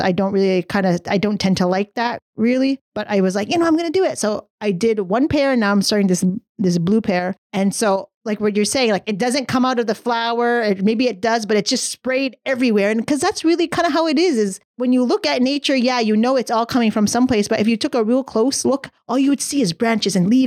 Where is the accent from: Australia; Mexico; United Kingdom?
United Kingdom; England; I'm English. I'm English.